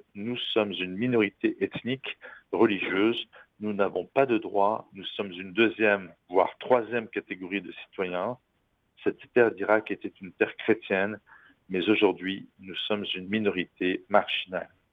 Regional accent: France; ici chez nous en France

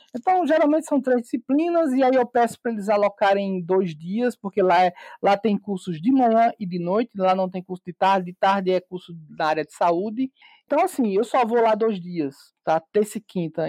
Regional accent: Campina Grande, Paraíba, Brazil; sou de Campina Grande, Paraíba

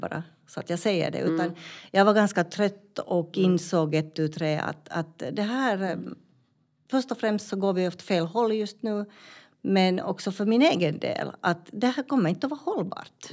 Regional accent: Finland; moved away as an adult; now in Malmberget, Sweden; jag var ju från Finland

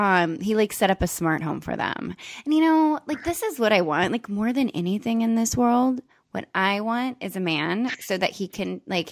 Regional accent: California, United States; It's like being a Californian is tits.

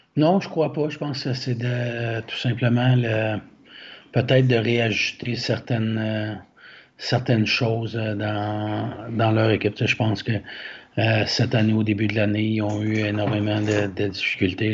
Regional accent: Quebec, Canada; nous, en tant que Québécois

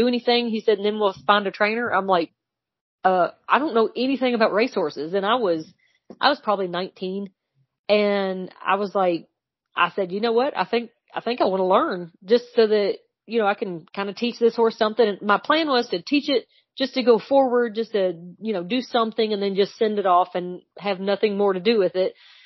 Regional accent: Elizabethtown, Kentucky, United States; accent: twang; I am from Elizabethtown, Kentucky

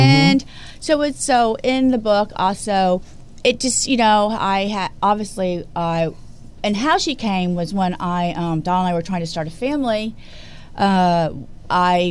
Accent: Houston, Texas, United States; moved away; being from Houston

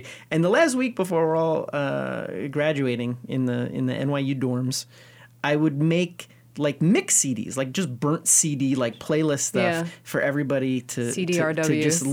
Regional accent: Elizabeth, New Jersey, United States; I was born and raised in Elizabeth, New Jersey

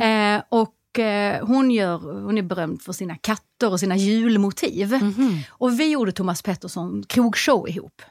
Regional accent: Skåne, Sweden; jag är skåning

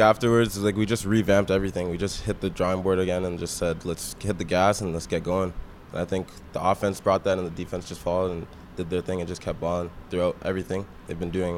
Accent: Waterloo, Ontario, Canada; I'm a guy from Waterloo

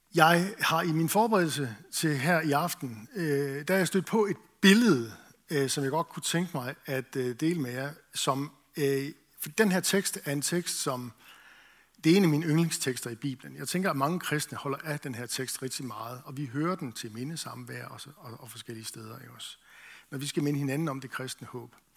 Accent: Esbjerg, Southern Denmark, Denmark; Jeg voksede op i Esbjerg

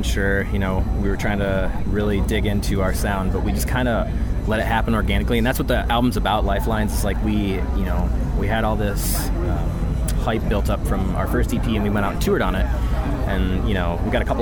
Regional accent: Hastings, Michigan, United States; I'm from Hastings, Michigan, which is West Michigan

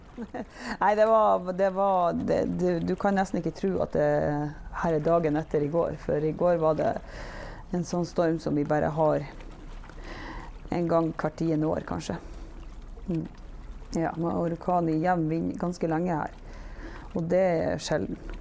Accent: Givær, Nordland, Norway; Og så er jeg født og oppvokst her på Givær, men jeg bodde borte i ti år fra jeg var 16 år til jeg var 26 år.

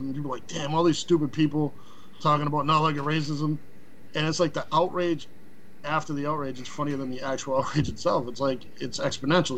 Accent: Boston, Massachusetts, United States; moved away as an adult; now in Florida, United States; I live in Florida, but I'm from Boston. I grew up in Grove Hall on Castle Gate Road

